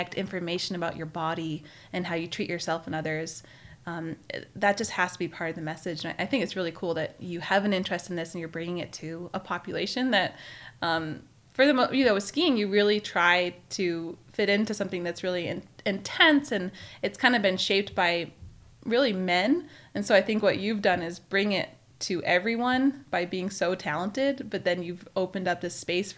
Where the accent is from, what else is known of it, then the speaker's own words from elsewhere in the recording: California, United States; also born or lived in Maine; I grew up ski racing in Lake Tahoe